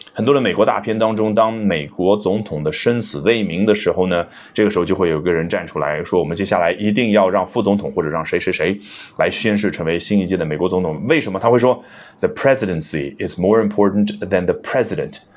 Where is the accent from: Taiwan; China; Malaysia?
China; 这是我们中国人最喜欢的动词了